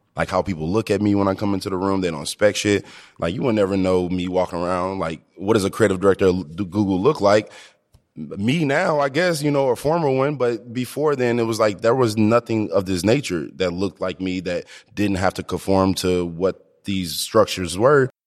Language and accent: English; Ferguson, Missouri, United States; also born or lived in Ballwin, Missouri; I grew up in Ferguson